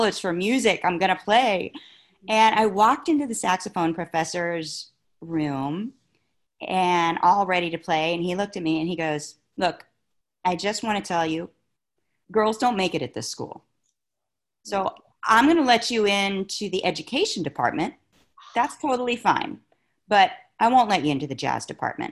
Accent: St. Petersburg, Florida, United States; moved away; also born or lived in Los Angeles; I grew up in St. Petersburg, Florida

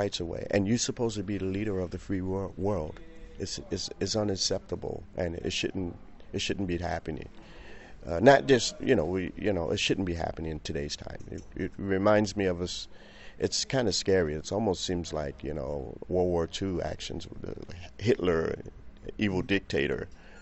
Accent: Chicago, Illinois, United States; now in Paris, France; I've came from there, you know. I was born into it

